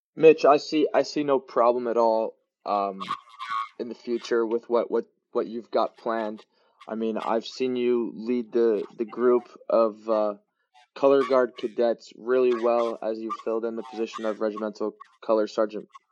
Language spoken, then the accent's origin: English; Long Beach, California, United States; I uh, was born and raised in Long Beach